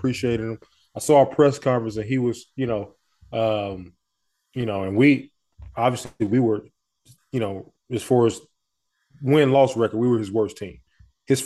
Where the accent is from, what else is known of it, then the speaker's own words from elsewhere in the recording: Montgomery, Alabama, United States; moved away; I'm from Montgomery, Alabama.